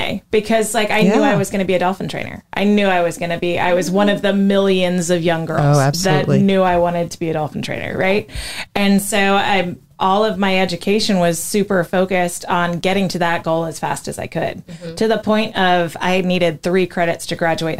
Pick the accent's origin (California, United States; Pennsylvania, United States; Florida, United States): Florida, United States; I grew up in Florida, but I wasn't on this coast